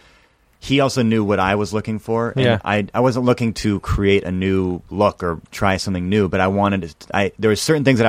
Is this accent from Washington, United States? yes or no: yes; Seattle, Washington, United States; moved away; I'm from Seattle